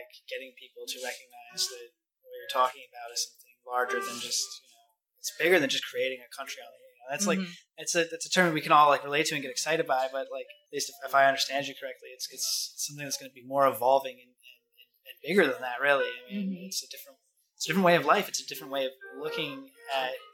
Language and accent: English; Philadelphia, Pennsylvania, United States; We're from Philadelphia.